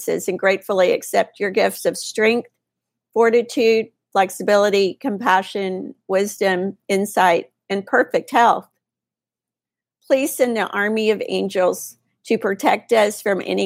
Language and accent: English; Texas, United States; I'm a Texas girl